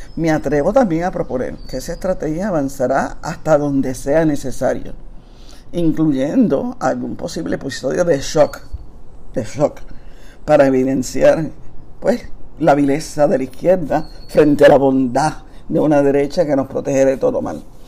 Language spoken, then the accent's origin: Spanish; Puerto Rico; la época de resistencia más grande de nuestra historia